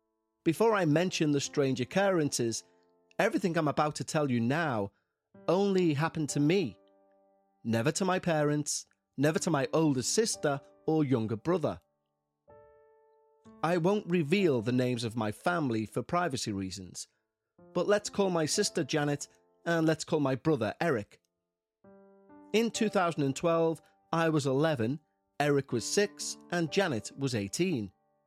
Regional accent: North Carolina, United States; also born or lived in Florida; I was born in Florida, but I grew up in a small town in North Carolina. I lived in Florida for 3 years and in North Carolina for 7 years. I then moved to Illinois in 2012, where I currently live.

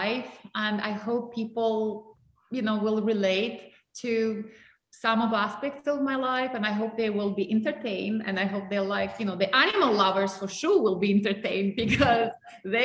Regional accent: Russia; English is a second language; moved away

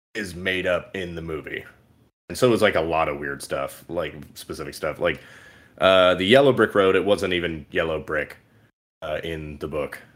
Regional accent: California, United States; we're from California

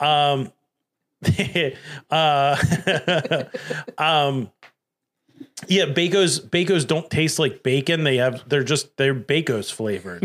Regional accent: Delaware County, Pennsylvania, United States; I'm from Delco.

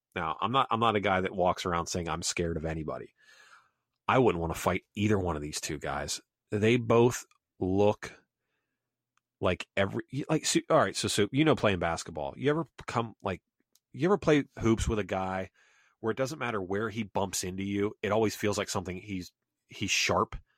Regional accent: Pennsylvania, United States; now in South Carolina, United States; growing up in Pennsylvania and now South Carolina

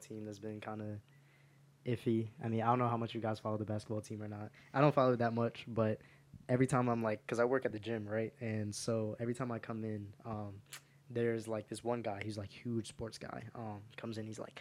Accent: New Jersey, United States; moved away as an adult; now in Syracuse, United States; I'm from Jersey

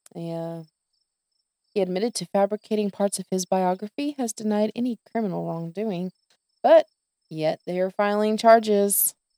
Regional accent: the South, United States; I was born and raised in the South

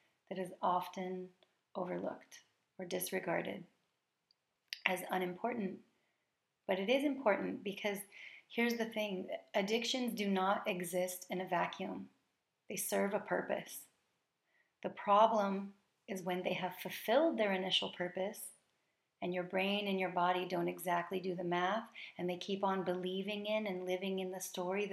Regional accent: United States; I am an American coming from a tradition that emphasizes gratitude on this day

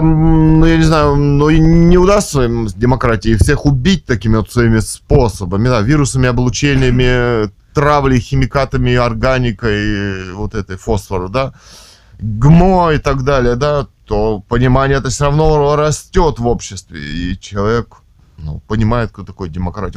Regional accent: Russia; мы родились в России

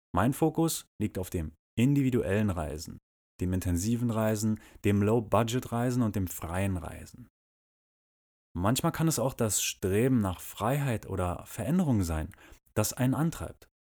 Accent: Berlin, Germany; moved away as an adult; Ich bin in Berlin geboren und habe dort auch viele richtig geile Sachen erlebt und gesehen

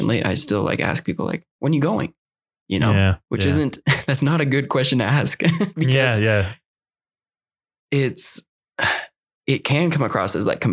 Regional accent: Utah, United States; I grew up in Utah

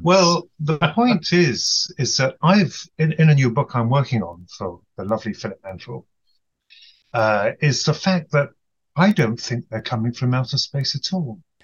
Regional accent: United Kingdom; from the UK, evidently.

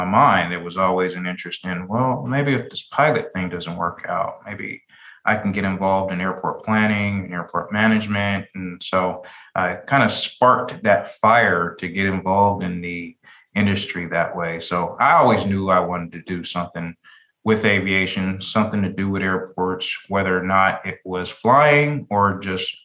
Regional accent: Denver, Colorado, United States; moved away as an adult; also born or lived in Carbondale; now in Daytona Beach, United States; my friends that I grew up with in Denver

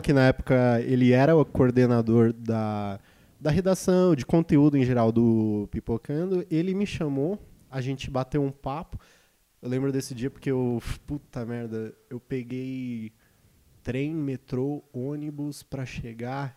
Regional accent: Ribeirão Pires, São Paulo, Brazil; eu nasci em Ribeirão Pires, uma cidade.

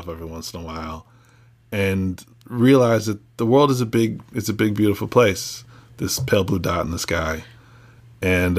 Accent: New Jersey, United States; now in California, United States; I grew up in New Jersey

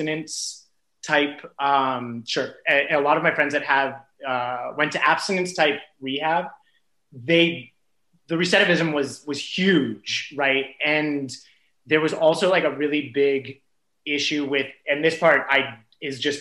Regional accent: Simi Valley, California, United States; I grew up in Simi Valley

